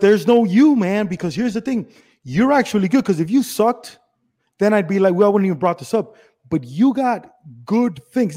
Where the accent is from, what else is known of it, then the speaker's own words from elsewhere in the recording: Miami, Florida, United States; I'm Cuban from Miami